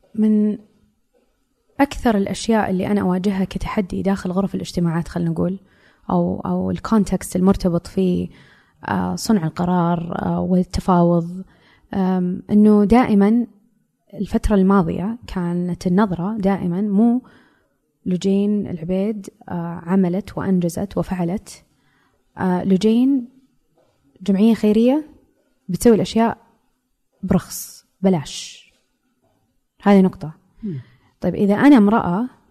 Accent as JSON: {"language": "Arabic", "country": "Saudi Arabia", "said": "هويتي كمرأة سعودية"}